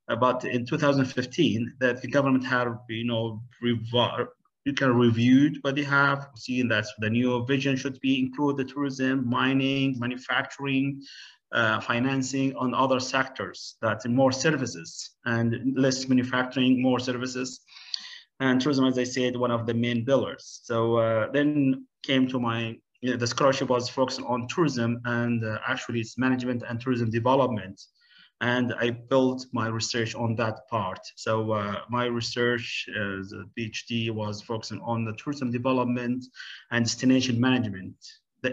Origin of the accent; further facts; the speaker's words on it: Oman; also born or lived in United Kingdom; I'm from Sultan of Oman in the Gulf, the Middle East